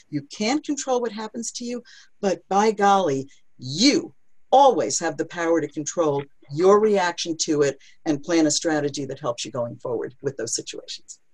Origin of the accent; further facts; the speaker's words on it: New York City, New York, United States; I'm from New York City